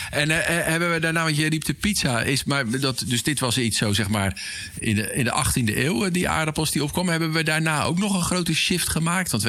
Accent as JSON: {"language": "Dutch", "town": "Schiedam", "region": "South Holland", "country": "Netherlands", "said": "Ik ben Schiedammer"}